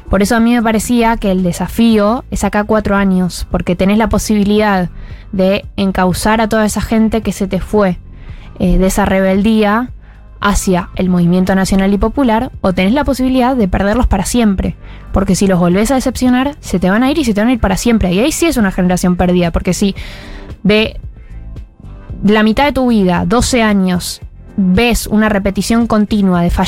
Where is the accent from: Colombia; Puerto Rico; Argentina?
Argentina; Y eso nos va a llevar una nueva decepción como sociedad argentina